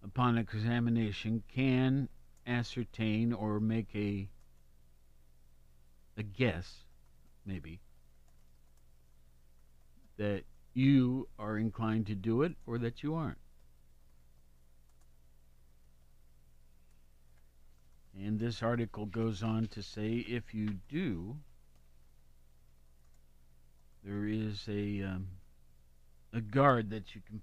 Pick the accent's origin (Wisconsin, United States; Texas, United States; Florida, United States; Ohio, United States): Ohio, United States; Columbus; also born or lived in Worthington, Ohio; It's my hometown